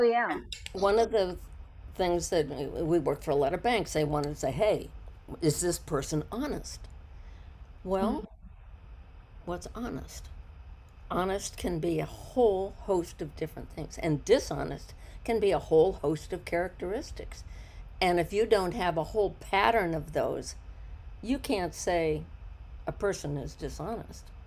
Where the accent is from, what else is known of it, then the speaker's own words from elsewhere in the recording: Ohio, United States; moved away as an adult; also born or lived in Maryland; now in Weston, United States; we moved to Ohio from Maryland